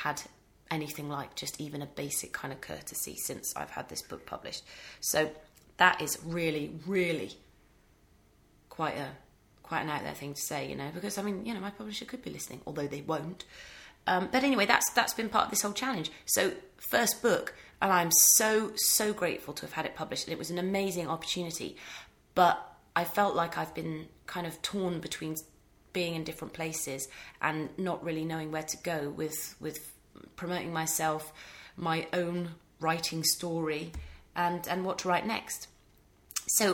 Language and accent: English; England, United Kingdom; moved away as an adult; also born or lived in Ireland; now in Denmark; I'm English from the UK, living in Denmark